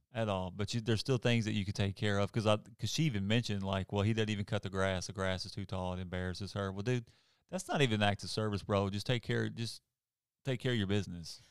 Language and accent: English; Arkansas, United States; moved away; I'm from Arkansas